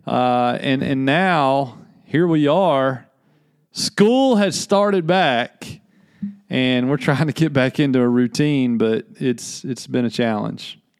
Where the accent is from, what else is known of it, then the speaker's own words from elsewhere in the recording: Little Rock, Arkansas, United States; moved away; I grew up in Little Rock, Arkansas.